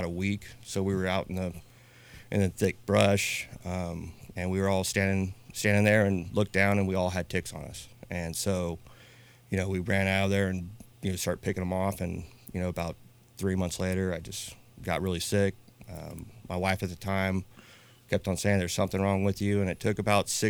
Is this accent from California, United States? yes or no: yes; Napa, California, United States; I'm born and raised in Napa.